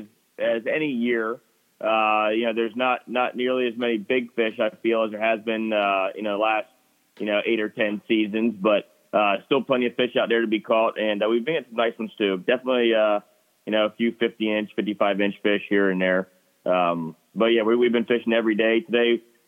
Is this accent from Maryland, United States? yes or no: yes; Upper Chesapeake Bay, Maryland, United States; also born or lived in Virginia / Florida; I grew up in the Upper Bay